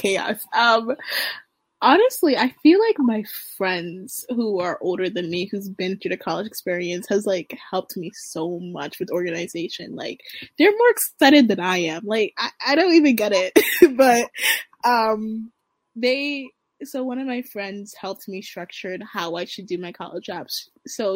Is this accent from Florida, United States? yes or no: no; Baltimore, Maryland, United States; I am from Baltimore, Maryland